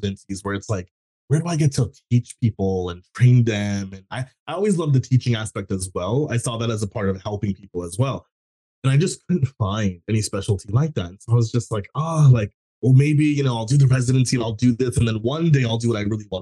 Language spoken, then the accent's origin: English; Texas, United States; I grew up in a South Asian family. I was born in Texas.